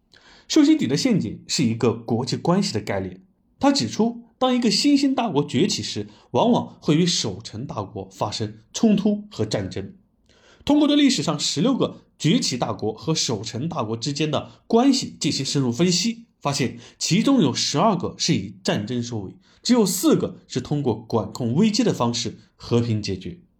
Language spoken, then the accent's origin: Chinese; China; 我们中国人呢把它叫做温饱阶段